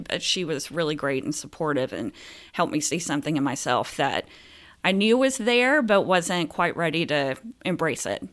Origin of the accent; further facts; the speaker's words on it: Phenix City, Alabama, United States; also born or lived in Columbus, Georgia; now in Omaha, United States; I was born in Columbus, Georgia, and raised in Phoenix City, Alabama